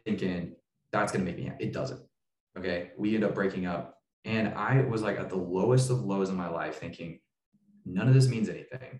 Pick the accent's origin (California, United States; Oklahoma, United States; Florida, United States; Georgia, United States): Oklahoma, United States; Tulsa; moved away; also born or lived in Boise, Idaho; I moved from Boise back to Tulsa, Oklahoma, where I was born, to help start this church